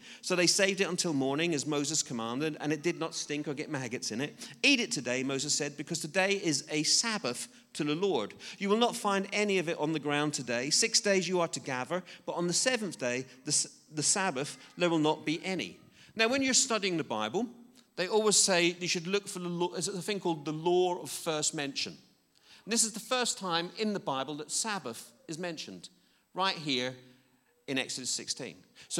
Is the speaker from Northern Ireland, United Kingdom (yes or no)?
yes; Belfast, Northern Ireland, United Kingdom; I was brought up in I'm quite old, and I was brought up in in Belfast, Northern Ireland, which is a relatively strict Christian background.